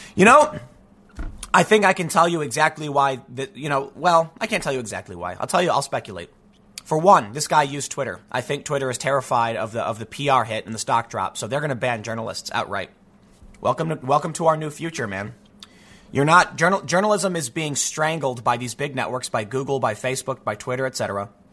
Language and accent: English; United States; I'm an American